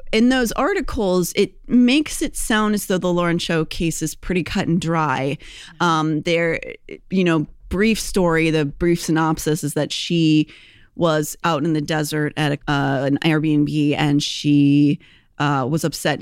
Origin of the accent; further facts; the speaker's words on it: Pittsburgh, Pennsylvania, United States; moved away; also born or lived in Philadelphia; I'm from Pittsburgh, but I also lived in Philadelphia for many years, so I also consider that my home